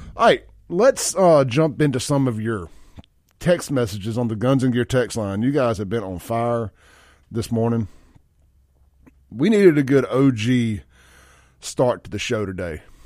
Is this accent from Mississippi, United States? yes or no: yes; Mississippi, United States; I'm from Mississippi